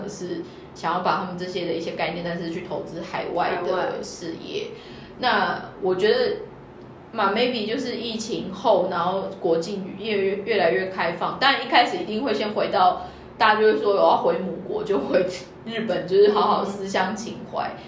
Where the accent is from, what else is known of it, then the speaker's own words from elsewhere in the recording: Taiwan; moved away as an adult; now in Tokyo, Japan; 我们台湾人